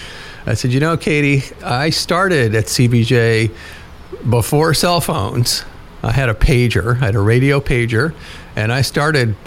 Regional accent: Juneau, Alaska, United States; I am lucky to get to be city manager of my hometown, the capital of Alaska.

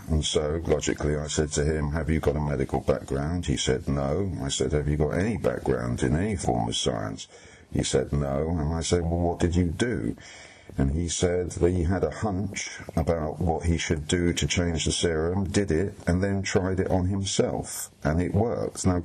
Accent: United Kingdom; I'm a British journalist

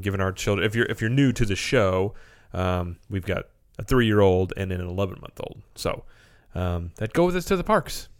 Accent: Springfield, Missouri, United States; we're from Springfield, Missouri

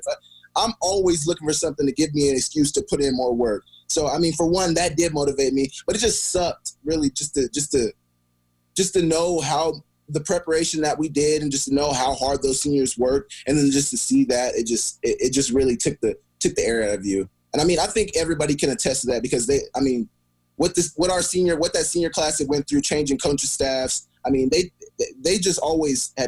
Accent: Oklahoma, United States; moved away as an adult; now in Missoula, United States; coming from a more southern state

